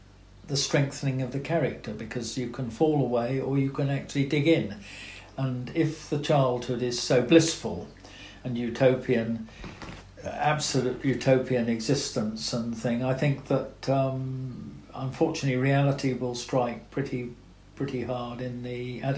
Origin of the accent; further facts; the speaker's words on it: South West England, United Kingdom; I had a fantastic childhood in there.